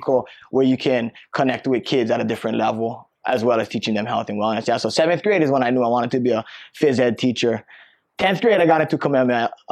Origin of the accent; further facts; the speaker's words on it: Waialua, Hawaii, United States; growing up, I'm from Waialua, Oahu on the North Shore